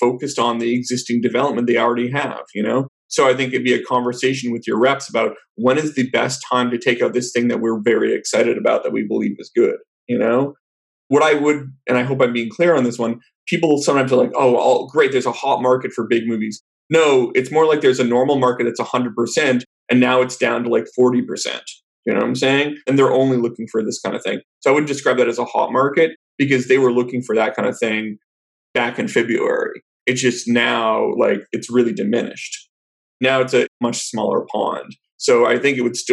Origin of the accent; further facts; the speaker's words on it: Vancouver, British Columbia, Canada; moved away as an adult; also born or lived in New York; now in Los Angeles, United States; I'm originally from Vancouver in Canada